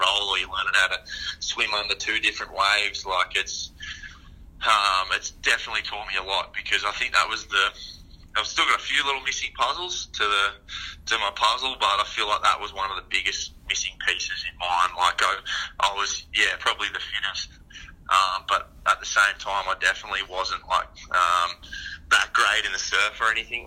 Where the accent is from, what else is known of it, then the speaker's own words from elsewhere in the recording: South Coast, New South Wales, Australia; moved away; also born or lived in Mooloolaba / Surfers Paradise; I grew up on the South Coast.